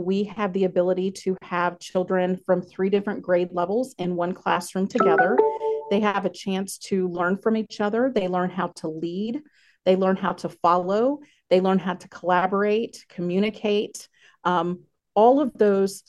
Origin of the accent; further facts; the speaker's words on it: North Carolina, United States; moved away as an adult; also born or lived in Okinawa, Japan; now in Wausau, United States; I am originally from North Carolina